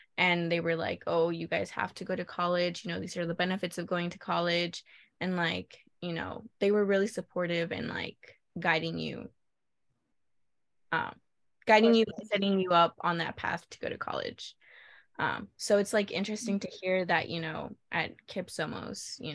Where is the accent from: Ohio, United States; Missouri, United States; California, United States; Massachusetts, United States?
California, United States; a Californian